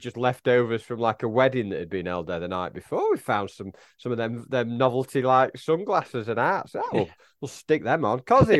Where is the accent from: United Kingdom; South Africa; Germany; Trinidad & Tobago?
United Kingdom; Warrington, North West England; grew up in Warrington.